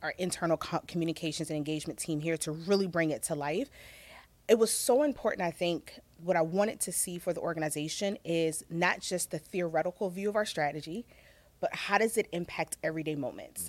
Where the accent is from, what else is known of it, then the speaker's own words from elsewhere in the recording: Virginia, United States; also born or lived in Chicago; now in Los Angeles, United States; I'm a country girl at heart. So I'm originally from Virginia